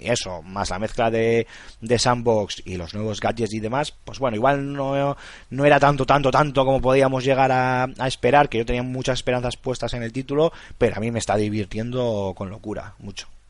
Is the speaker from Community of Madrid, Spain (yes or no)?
no; La Rioja, Spain; mi pueblo en La Rioja